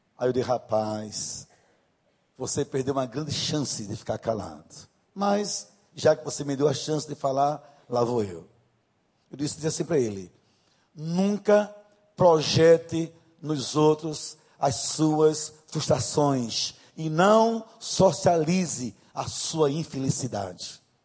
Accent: Northeast Region, Brazil; accent: Nordeste; Vou usar uma linguagem bem nordestina, me perdoem, mas eu sou nordestina. Não moro. Esse sotaque não é da Suíça, né, de Nova York, é de Nordeste mesmo

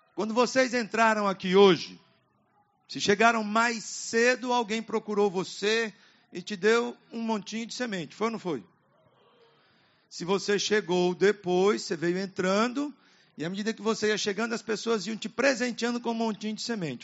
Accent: Apucarana, Paraná, Brazil; also born or lived in Curitiba; Eu saí do interior quando era adolescente, lá em Apucarana, no estado do Paraná, e fui para a capital, Curitiba.

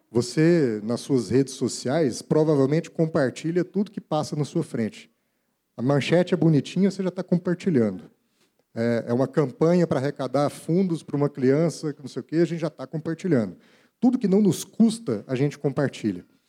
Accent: Brazil; Como brasileiros

